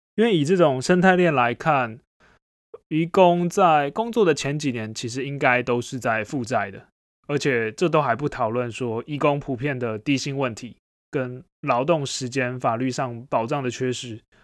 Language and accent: Chinese; Taiwan; 身为一个土生土长的台湾人